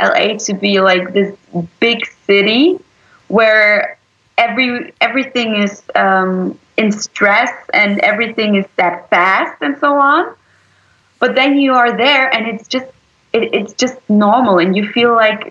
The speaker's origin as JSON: {"language": "English", "region": "Berlin", "country": "Germany", "tie": "born or raised there", "said": "I was born in Berlin, so I am completely German."}